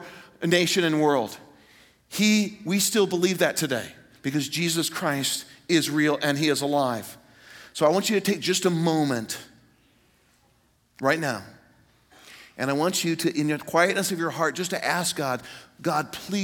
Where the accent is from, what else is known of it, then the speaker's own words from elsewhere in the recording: Greenwood, Indiana, United States; moved away; I'm in my hometown, Greenwood, Indiana, suburb of Indianapolis